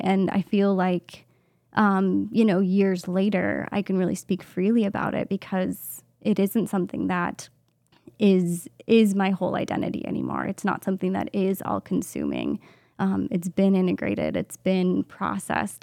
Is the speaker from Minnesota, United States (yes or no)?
yes; Minnesota, United States; also born or lived in Madison, Wisconsin; I grew up here in Minnesota, just in a suburb of the Twin Cities